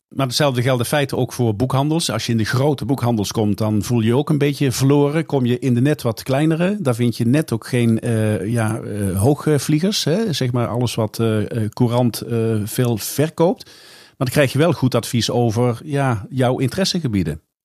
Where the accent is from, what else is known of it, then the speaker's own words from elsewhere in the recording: the south of the Netherlands, Netherlands; ik uit het zuiden van het land kom